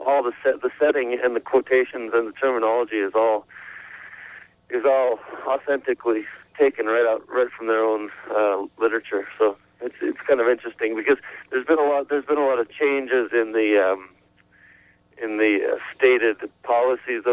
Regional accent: Alberta, Canada; I'm from Alberta, Canada, which is the western part in the Rocky Mountains, north of Montana

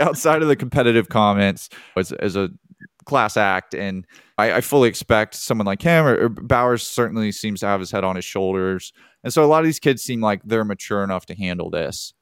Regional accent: Birmingham, Alabama, United States; I grew up in Birmingham, and I have mutual friends with Bo Nix, and then I went to high school with his wife.

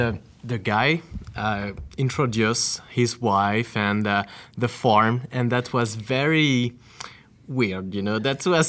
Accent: France; English is a second language; moved away as an adult; also born or lived in North Bay, Ontario; I'm from France.

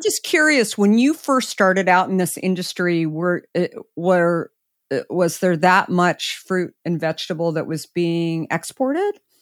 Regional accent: Arizona, United States; I grew up in Arizona

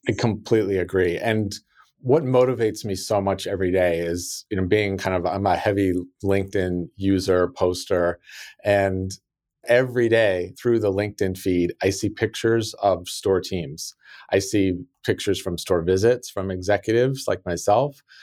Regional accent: South Lake Tahoe, California, United States; also born or lived in Sacramento, California; I grew up in South Lake Tahoe, California, which is a very small resort town

